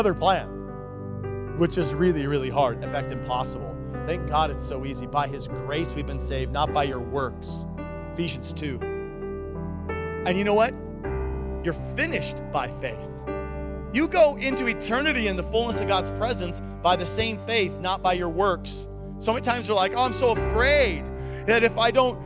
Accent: Nikiski, Alaska, United States; I'm from Nikiski

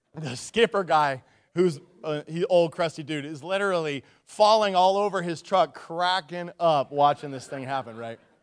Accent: Nikiski, Alaska, United States; I grew up in Nikiski and in the, on the Kenai, you know, in the Cook Inlet

